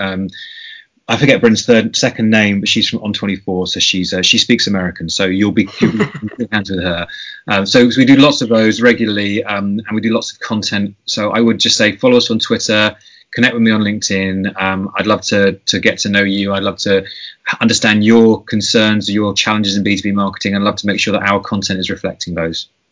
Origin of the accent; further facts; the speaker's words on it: United Kingdom; I'm being typically British